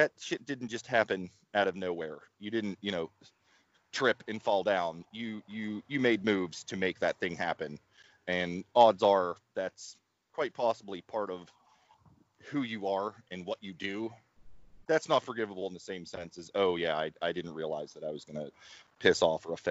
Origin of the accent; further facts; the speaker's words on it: Ohio Valley, United States; I grew up in the Ohio Valley